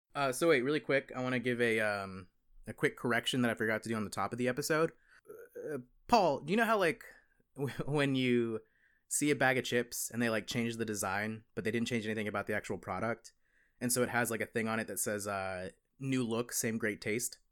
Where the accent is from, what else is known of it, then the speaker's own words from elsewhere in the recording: the South, United States; I'm a Southerner